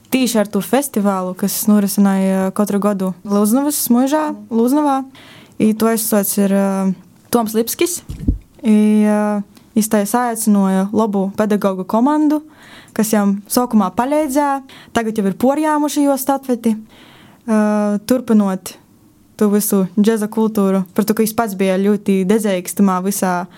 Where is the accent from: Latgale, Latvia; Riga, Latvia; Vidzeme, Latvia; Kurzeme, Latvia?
Latgale, Latvia; small village near Rēzekne; es nāku no nu, tāda neliela cīmeteņa